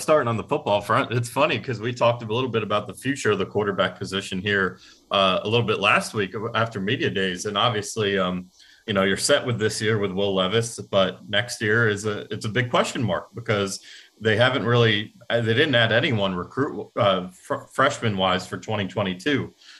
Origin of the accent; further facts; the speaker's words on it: Atlanta, Georgia, United States; born there; I like the Braves. I was born in Atlanta, so I have no animosity.